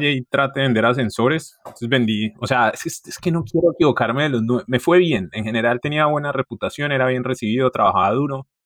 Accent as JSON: {"language": "Spanish", "town": "Cali", "region": "Valle del Cauca", "country": "Colombia", "said": "soy de Cali, mi mamá es de Armenia, mi papá es samario de Santa Marta."}